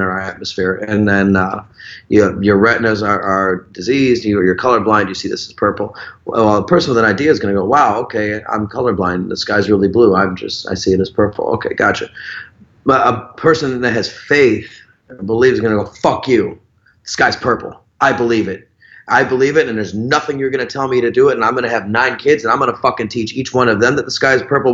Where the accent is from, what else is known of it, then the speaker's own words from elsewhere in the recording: Chicago, Illinois, United States; moved away as an adult; also born or lived in Wisconsin; now in Florida, United States; I was born and raised in Chicago. I lived in Wisconsin for a few of my teenage years, and I went back to Chicago, and then I've been in Florida 18 years